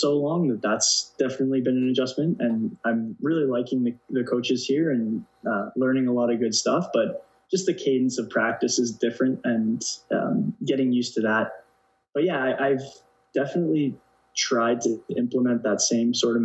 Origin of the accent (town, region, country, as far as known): Canada; moved away as an adult; now in Denmark